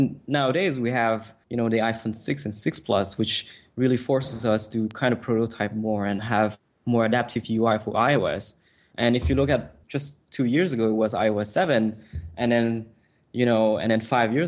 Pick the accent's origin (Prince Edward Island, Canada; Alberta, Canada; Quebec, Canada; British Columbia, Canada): Quebec, Canada; Montreal; first language French; English is a second language; I come from Montreal, which is a very small city